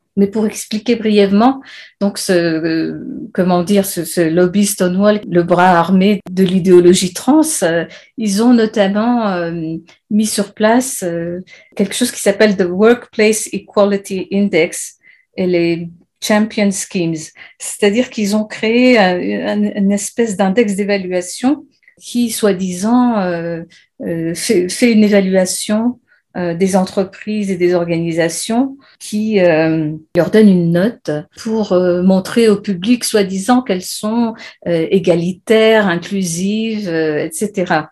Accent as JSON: {"language": "French", "country": "France", "also_born_or_lived": "Great Britain", "moved": "yes", "lives_now": "United Kingdom", "said": "je suis française et j'habite en Grande-Bretagne"}